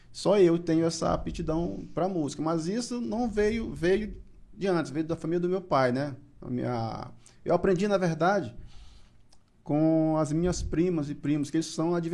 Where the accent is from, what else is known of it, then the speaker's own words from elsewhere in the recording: Pinheiro, Maranhão, Brazil; now in São Luís, Brazil; eu sou natural de Pinheiro